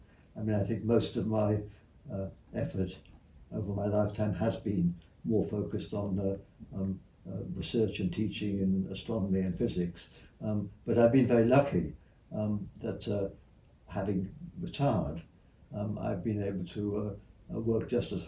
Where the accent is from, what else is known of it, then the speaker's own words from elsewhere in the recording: Shropshire, West Midlands, United Kingdom; moved away as an adult; also born or lived in United States / Sussex; now in Cambridge, United Kingdom; I grew up in Shropshire